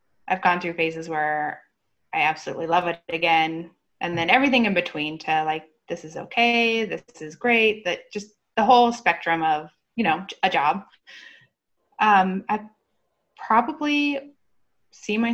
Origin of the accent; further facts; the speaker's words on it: Arizona, United States; moved away; I'm born and raised in Arizona